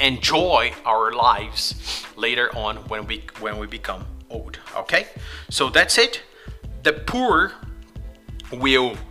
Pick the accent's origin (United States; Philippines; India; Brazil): Brazil; English is a second language; we are from Brazil, and here in our country